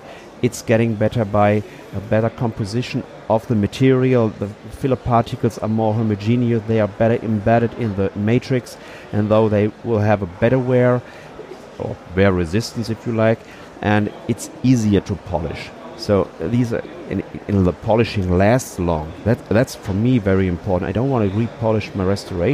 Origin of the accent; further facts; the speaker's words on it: Cologne, North Rhine-Westphalia, Germany; English is a second language; since 20 years in Cologne, so it's my hometown where we are right now